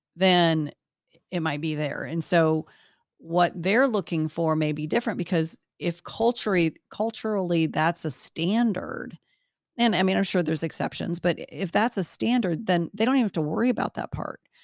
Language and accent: English; United States; as an American woman